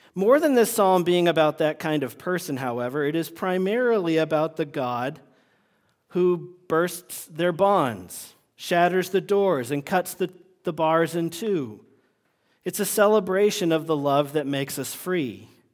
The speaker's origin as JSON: {"language": "English", "region": "Vermont", "country": "United States", "tie": "born or raised there", "moved": "yes", "said": "when I was growing up in Vermont"}